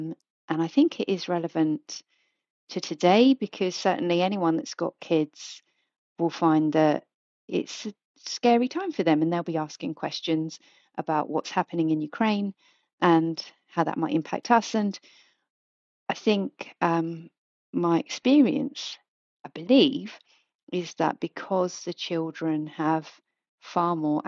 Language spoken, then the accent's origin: English; United Kingdom; we're British and we're going to like get well drunk